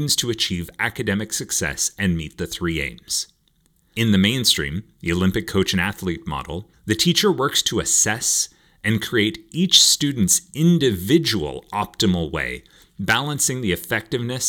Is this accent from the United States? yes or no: no; Canada; growing up in Canada, the typical primary school was kindergarten to grade 8